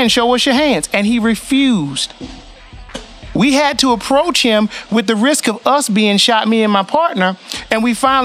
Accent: the South, United States; I'm black, I grew up black, I grew up in the South

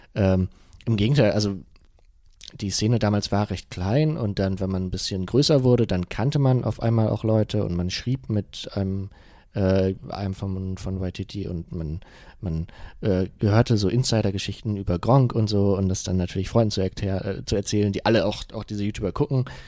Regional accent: Germany; ich komme ja aus dem, aus dem Bremer Umland, aus Euten. Das ist äh, ähm, schon dörflich.

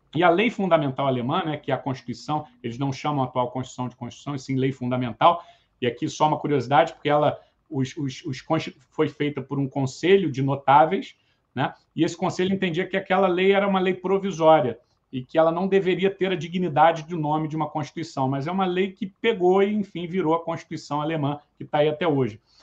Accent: Brazil; como brasileiro

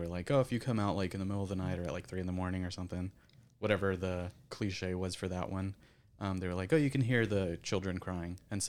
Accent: California, United States; So where I grew up in California

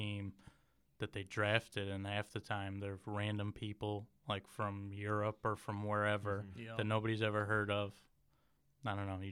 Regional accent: Michigan, United States; I'm from Michigan

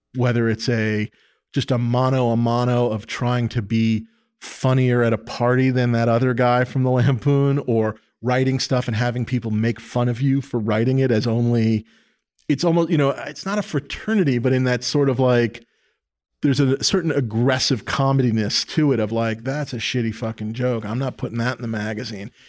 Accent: New York City, New York, United States; born or raised there

